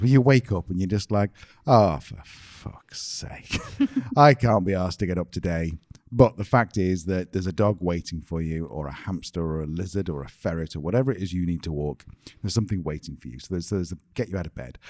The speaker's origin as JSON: {"language": "English", "country": "United Kingdom", "said": "we're British"}